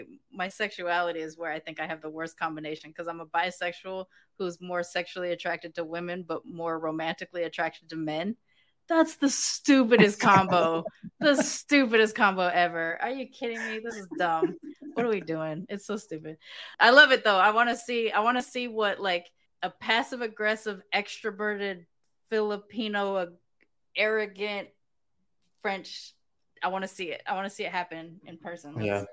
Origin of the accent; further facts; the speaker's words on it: United Kingdom; Like, growing up in Britain, that's just, those are the vibes.